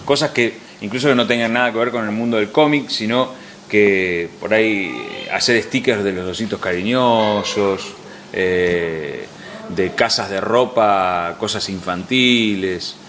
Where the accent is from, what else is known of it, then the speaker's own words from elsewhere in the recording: Argentina; nosotros como argentinos